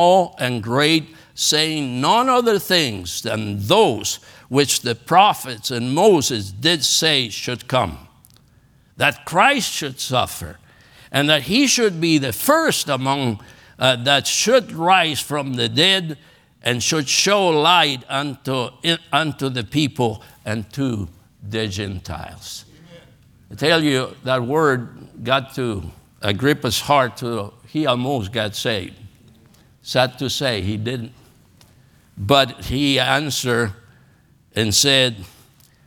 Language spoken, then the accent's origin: English; Argentina; English is a second language; moved away as an adult; also born or lived in Los Angeles, California; now in United States; Growing up in Argentina